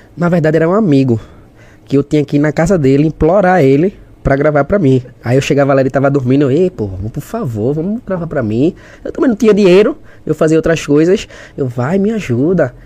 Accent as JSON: {"language": "Portuguese", "town": "Olinda", "region": "Pernambuco", "country": "Brazil", "also_born_or_lived": "Igarassu", "said": "Sou de Recife, é, diretamente de Olinda. Olinda, pra quem é de Recife é Olinda. Nasci em Olinda"}